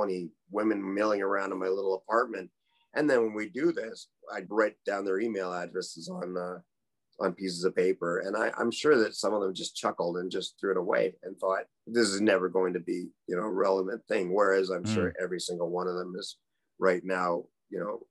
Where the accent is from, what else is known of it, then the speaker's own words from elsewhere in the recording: Canada; moved away as an adult; I was the Canadian